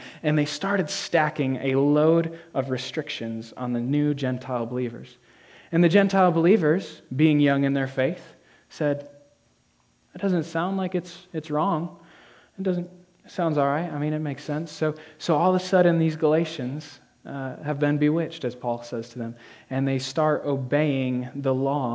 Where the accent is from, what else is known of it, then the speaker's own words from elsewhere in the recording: Whitehall, New York, United States; also born or lived in Rutland, Vermont; I've lived in the Northeast all my life. I was born in Rutland, Vermont, raised in Whitehall, New York